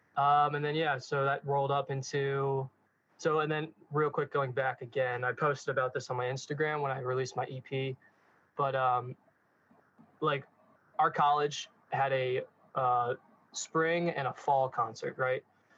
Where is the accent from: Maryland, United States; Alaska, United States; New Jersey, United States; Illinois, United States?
Maryland, United States; Hereford; moved away as an adult; also born or lived in North Carolina; now in Kaiserslautern, Germany; I'm from the United States. Excuse me, from the United States, a small town in Maryland called Hereford. Probably no one has ever heard of it. Grew up there, went to college in North Carolina at a college called High Point University